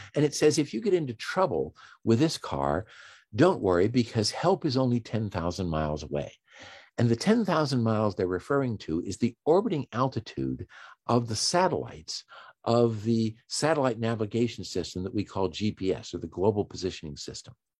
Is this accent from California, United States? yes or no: no; Washington, District of Columbia, United States; I'm from Washington D.C. or just outside of Washington D.C.